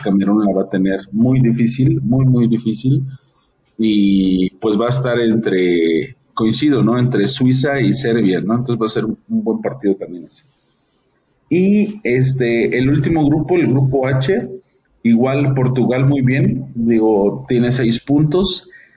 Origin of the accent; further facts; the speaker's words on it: Mexico; como mexicanos